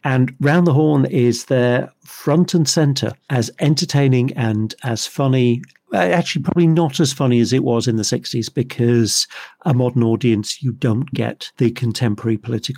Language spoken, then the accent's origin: English; Liverpool, North West England, United Kingdom; from Liverpool, after all. I do cheap.